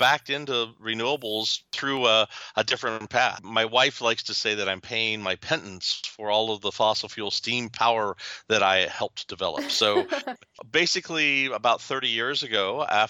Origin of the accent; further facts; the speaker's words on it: Louisville, Kentucky, United States; moved away; also born or lived in southern Ohio; I was born and raised in Louisville, Kentucky